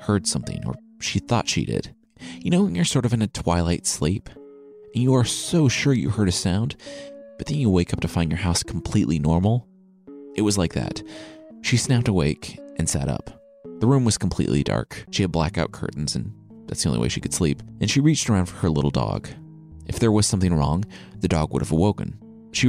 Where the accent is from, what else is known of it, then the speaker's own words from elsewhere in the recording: Midwest, United States; growing up in the Midwest